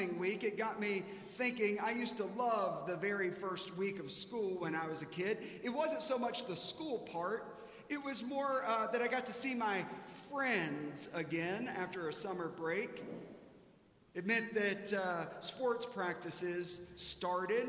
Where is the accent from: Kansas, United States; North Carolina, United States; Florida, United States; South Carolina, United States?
South Carolina, United States; now in Dallas, United States; I grew up in South Carolina.